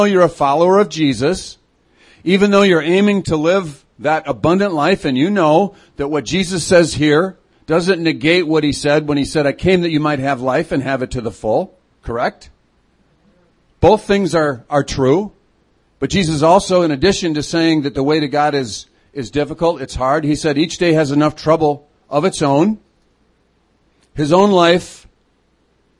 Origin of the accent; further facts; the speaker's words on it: Chicago, Illinois, United States; also born or lived in Fergus Falls, Minnesota; now in Twin Cities, United States; I'm a city kid. I grew up in Chicago, but I've been here for the last 17 years